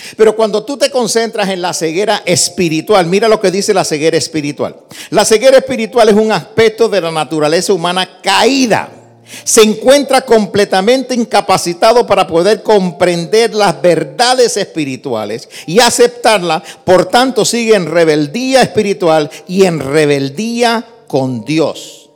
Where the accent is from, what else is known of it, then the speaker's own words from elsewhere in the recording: New York City, New York, United States; also born or lived in Puerto Rico; yo nací en Nueva York, me crié en Nueva York, soy de padres puertorriqueños, aprendí a hablar español en Puerto Rico, así que soy New Yorker.